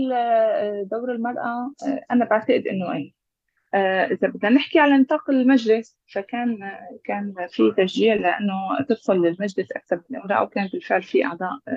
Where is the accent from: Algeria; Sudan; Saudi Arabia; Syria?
Syria; Aleppo Governorate; من مواليد مدينة حلب 1980